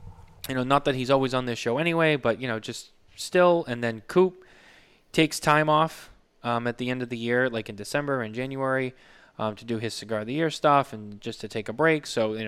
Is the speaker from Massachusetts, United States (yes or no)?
yes; Massachusetts, United States; moved away; I live in the Granite State. You live in the silver state. So I came from the Bay State.